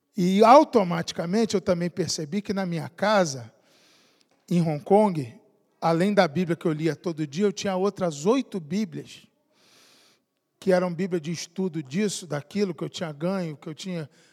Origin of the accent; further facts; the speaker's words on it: Niterói, Rio de Janeiro, Brazil; Eu fui criado em Niterói, no Rio de Janeiro